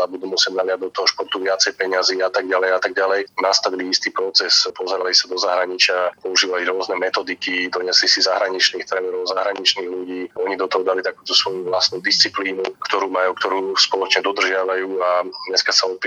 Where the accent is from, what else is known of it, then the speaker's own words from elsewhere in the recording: Slovakia; ako sme my Slováci.